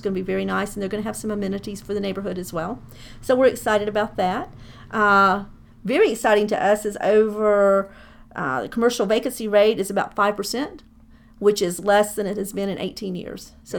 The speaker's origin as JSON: {"language": "English", "area": "DeKalb County", "region": "Georgia", "country": "United States", "tie": "born or raised there", "also_born_or_lived": "Doraville", "said": "I've lived in Doraville for 30-something years. I grew up in DeKalb County, so I'm very familiar with the area."}